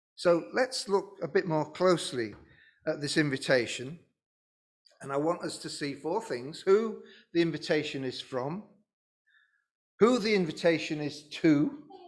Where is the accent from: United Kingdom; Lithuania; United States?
United Kingdom; Lincoln, East Midlands; I'm from Lincoln, and I was the pastor of Lincoln Evangelical Church.